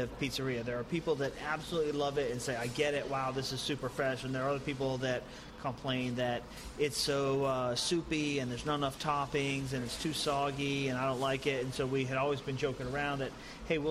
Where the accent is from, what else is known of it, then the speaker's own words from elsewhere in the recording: East Coast, United States; moved away as an adult; also born or lived in Connecticut / Boston; I grew up on the East Coast.